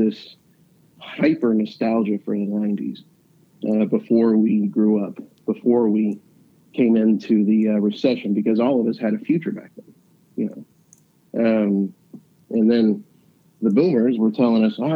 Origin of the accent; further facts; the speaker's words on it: Huntington, West Virginia, United States; I came from the West End of Huntington